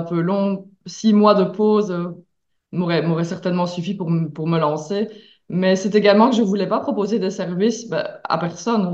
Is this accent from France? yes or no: no; Belgium; also born or lived in Mexico; je viens de Belgique